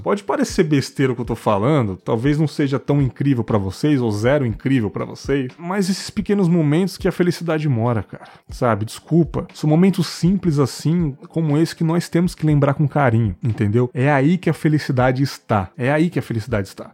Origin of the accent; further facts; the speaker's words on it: São Paulo, Brazil; Eu sou de São Paulo